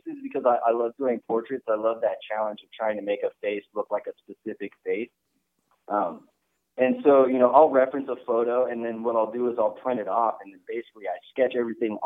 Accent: Dallas, Texas, United States; I'm born and raised in Dallas, Texas

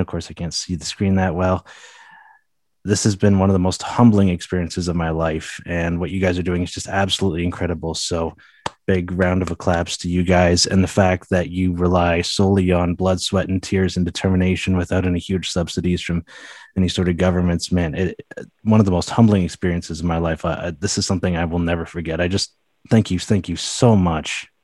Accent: Ontario, Canada; I'm from Ontario

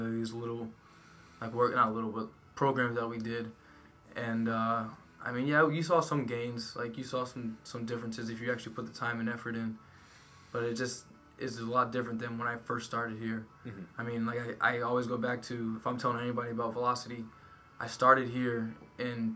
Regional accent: United States; moved away as an adult; now in Frankfurt, Germany; We're coming from America

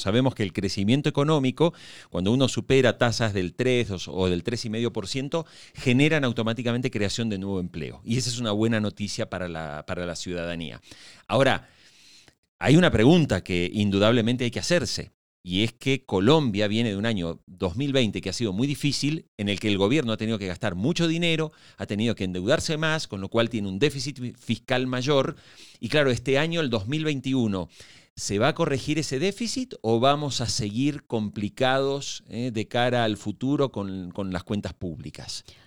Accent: Argentina; moved away; also born or lived in Venezuela; yo soy argentino.

